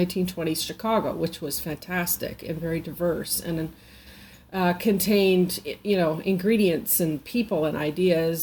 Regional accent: Vancouver, British Columbia, Canada; I'm from BC, and I grew up in Vancouver, mostly

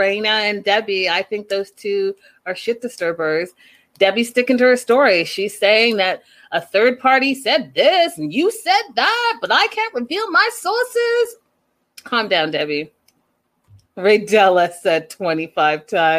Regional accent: Canada; I'm from Canada

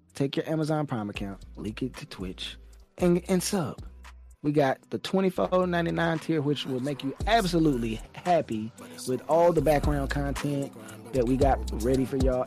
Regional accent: United States; me as an American

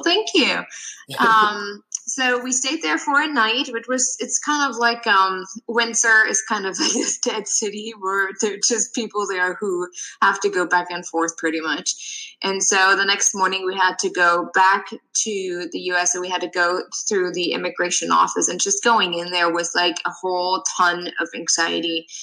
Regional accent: Germany; moved away as an adult; now in United States; I'm originally from Germany and I moved to the US about 9 years ago

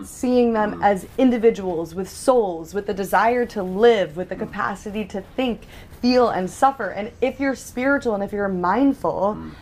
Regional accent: New York, United States; I am a New Yorker myself

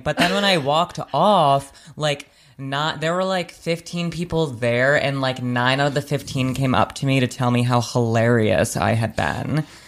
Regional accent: Providence, Rhode Island, United States; moved away as an adult; now in New York, United States; I started doing stand up in my hometown, which is Providence, Rhode Island

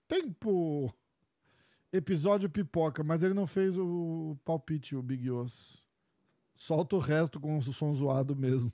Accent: Brazil; a gente é do Brasil

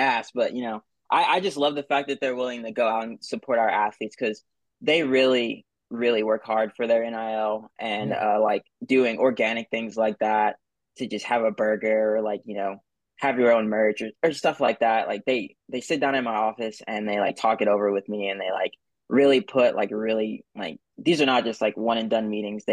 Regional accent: Houston, Texas, United States; also born or lived in New Orleans, Louisiana, United States; I went to high school in Houston. I was born in New Orleans, but then Katrina hit

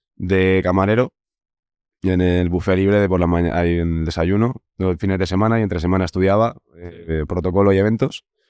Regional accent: Segovia, Castile and León, Spain; Somos de Segovia y al final nos conocemos mm. todos de toda la vida allí

